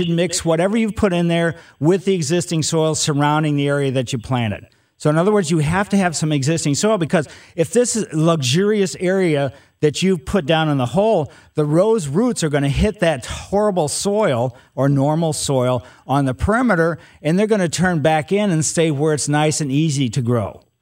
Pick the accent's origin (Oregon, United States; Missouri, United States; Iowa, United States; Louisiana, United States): Missouri, United States; Ellisville; I grew up in Ellisville, so I know about the soils in West County